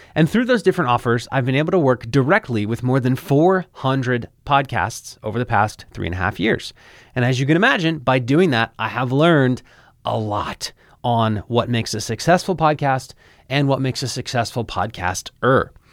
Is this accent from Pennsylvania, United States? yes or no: yes; Philadelphia, Pennsylvania, United States; moved away as an adult; now in Florida, United States; I literally moved a thousand miles away from my hometown in Philadelphia. I moved to Florida